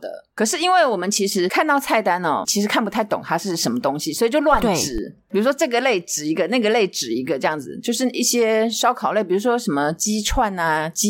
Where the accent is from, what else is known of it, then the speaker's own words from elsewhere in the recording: Taiwan; 所以我们就跟他说我们是台湾人。